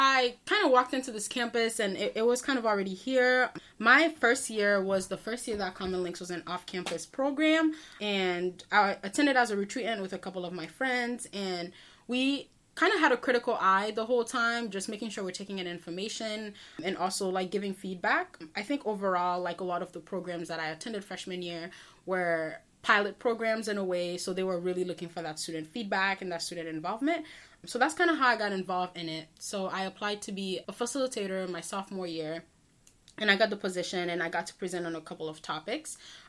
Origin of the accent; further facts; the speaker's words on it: Port-au-Prince, Ouest, Haiti; now in Brockton, United States; I'm originally from Port-au-Prince, Haiti in Brockton, Massachusetts.